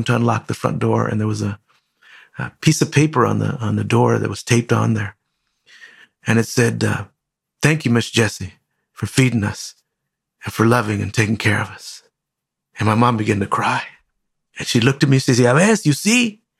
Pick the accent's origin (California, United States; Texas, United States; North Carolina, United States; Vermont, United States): California, United States; Compton; I grew up in Compton